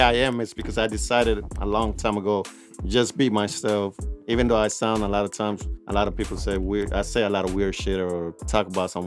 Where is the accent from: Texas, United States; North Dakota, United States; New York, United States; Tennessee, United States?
Texas, United States; Prairie Ridge Apartments / Cielo Vista; I grew up also on Prairie Ridge Apartments.